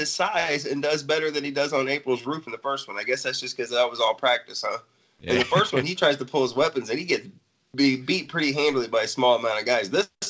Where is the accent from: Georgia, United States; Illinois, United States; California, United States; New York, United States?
Illinois, United States; I'm from Illinois.